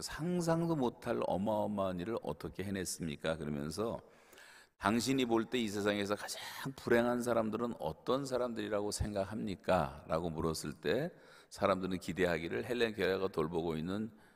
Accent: South Korea; 한국 사람들은 작은 땅덩어리에서 자라서 태어나서

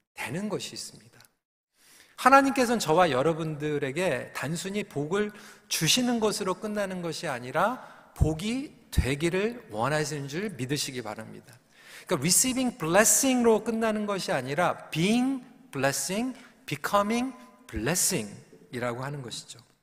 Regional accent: South Korea; now in Canada; 한국에서는 혼자서 주일학교 갔던 경험이 있는데 어, 캐나다로 저희 가족이 어, 이민을 와서

